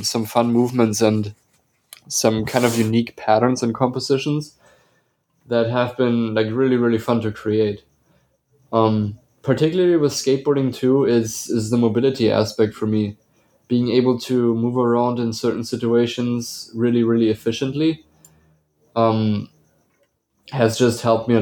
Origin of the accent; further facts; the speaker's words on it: Bavaria, Germany; moved away as an adult; now in Atlanta, United States; I was born and raised in Bavaria, Germany, and I moved to the United States, to Atlanta, in 2016